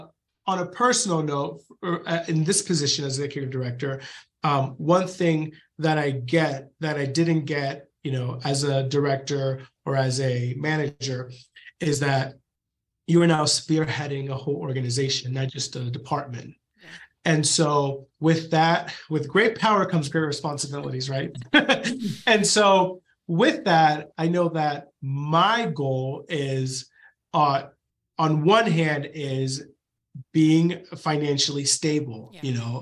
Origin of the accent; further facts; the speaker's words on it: Knoxville, Tennessee, United States; And so I come from Knoxville, where you have UT.